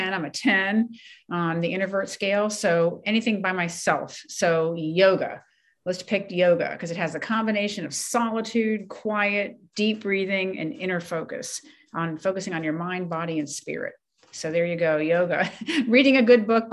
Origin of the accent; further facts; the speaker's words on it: Ellicott City, Maryland, United States; also born or lived in Takoma Park, Maryland; I was born and raised in Ellicott City, Maryland, which is inland